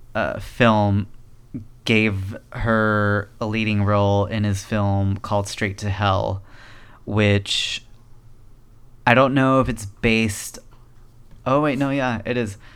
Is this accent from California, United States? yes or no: yes; Chino, California, United States; We grew up in Chino